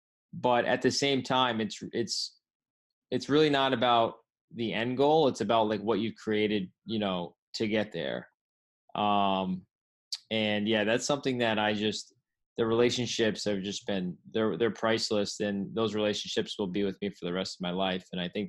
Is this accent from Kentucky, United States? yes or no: no; Rhode Island, United States; now in California, United States; When I came out to California from Rhode Island, you know, a lot of people thought I was going to be back in 1 month.